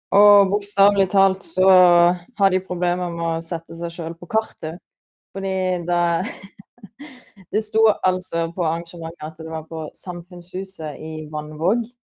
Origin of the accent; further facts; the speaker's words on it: Sørlandet, Southern Norway, Norway; moved away; siden jeg er fra Sørlandet